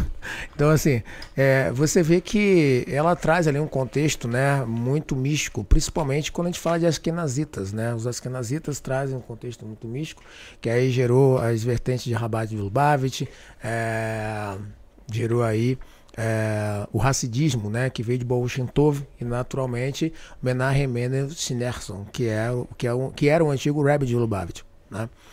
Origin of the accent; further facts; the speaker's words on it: Rio de Janeiro, Brazil; sou carioca